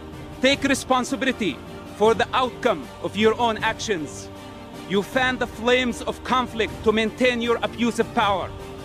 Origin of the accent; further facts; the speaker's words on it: Ramallah, West Bank, Palestine; I grew up in Ramallah as a member of Hamas.